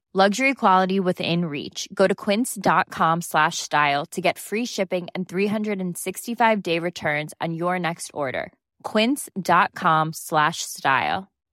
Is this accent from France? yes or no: yes; Pays de la Loire, France; Je suis née en Loire-Atlantique, j'ai jamais beaucoup bougé